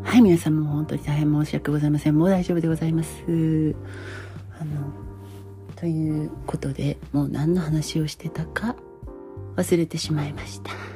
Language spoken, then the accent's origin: Japanese; Japan; born or raised there